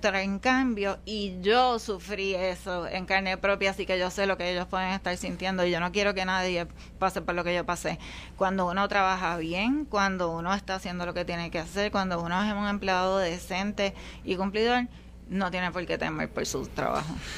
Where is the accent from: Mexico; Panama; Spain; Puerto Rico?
Puerto Rico; Guaynabo; Yo soy guaynabeña, toda mi vida no he vivido en ningún otro sitio que no sea Guaynabo.